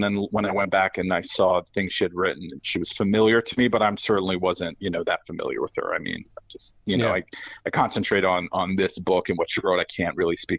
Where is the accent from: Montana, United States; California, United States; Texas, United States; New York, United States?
New York, United States; Well, I grew up in New York, where not a lot of people had guns, or at least not law-abiding people.